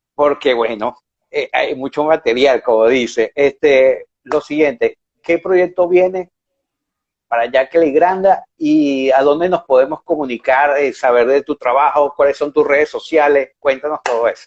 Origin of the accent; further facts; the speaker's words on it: Venezuela; moved away; mi pasaporte está vencido